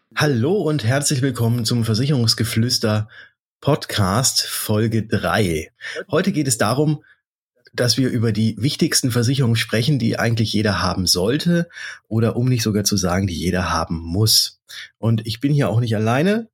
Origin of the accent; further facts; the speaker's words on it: Germany; bei uns in Deutschland hier